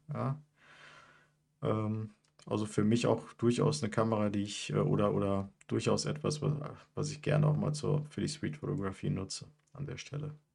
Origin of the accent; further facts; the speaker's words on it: Mülheim, North Rhine-Westphalia, Germany; bei uns in Mülheim